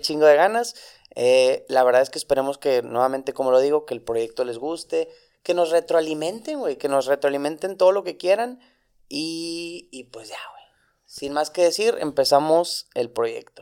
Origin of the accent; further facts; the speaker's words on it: Monterrey, Nuevo León, Mexico; tengo 29 años, ambos somos de Monterrey